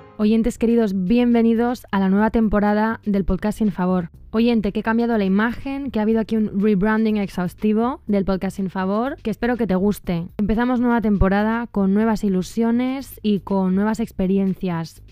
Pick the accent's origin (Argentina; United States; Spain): Spain; moved away; soy de España